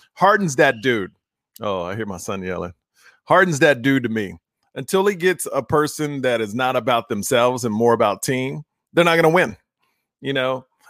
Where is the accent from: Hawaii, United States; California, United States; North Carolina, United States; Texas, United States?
Texas, United States; Houston; I was born and raised in Houston, Texas